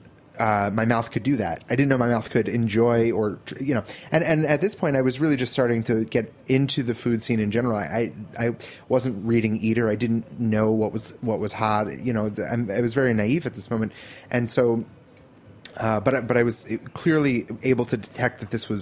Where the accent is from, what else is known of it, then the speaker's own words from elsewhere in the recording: New Jersey, United States; growing up in New Jersey